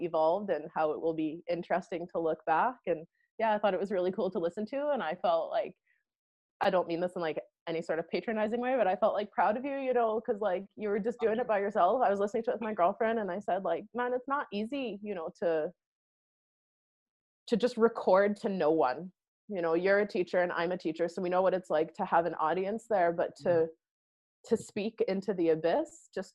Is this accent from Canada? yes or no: yes; Western Canada, Canada; moved away as an adult; also born or lived in Montreal, Quebec / Belize / Thailand; now in Scotland, United Kingdom; I am Canadian. I was born in Montreal and grew up more sort of on the west side of Canada.